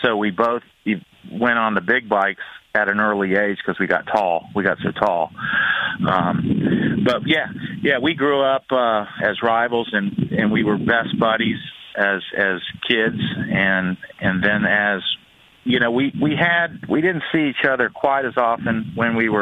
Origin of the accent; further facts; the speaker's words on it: Florida, United States; I was from Florida